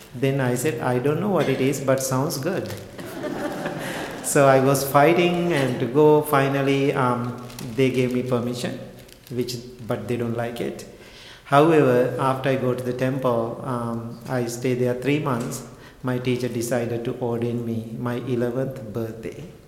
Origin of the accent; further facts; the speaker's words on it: Sri Lanka; I was born and raised in Sri Lanka